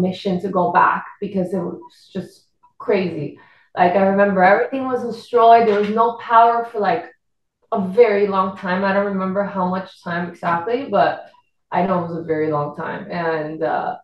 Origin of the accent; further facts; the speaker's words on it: Puerto Rico; accent: Puerto Rican; first language Spanish; English is a second language; moved away as an adult; now in Miami, United States; I'm from Puerto Rico.